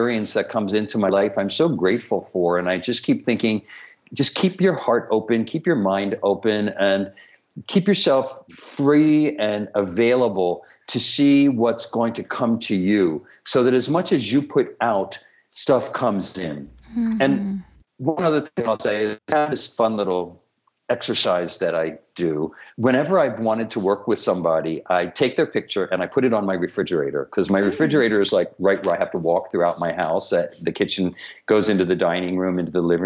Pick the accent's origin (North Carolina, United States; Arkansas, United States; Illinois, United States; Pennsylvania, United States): Pennsylvania, United States; outside of Philadelphia, down by the Delaware River; moved away as an adult; also born or lived in Tucson, Arizona; I grew up in outside of Philadelphia, down by the Delaware River in a really, really, really poor section